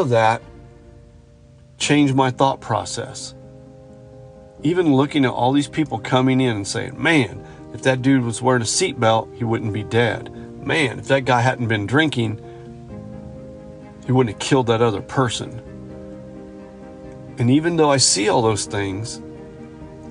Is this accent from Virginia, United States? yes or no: no; hometown about 15 miles from Kokomo, Indiana, United States; We're going to drive back to my hometown from Kokomo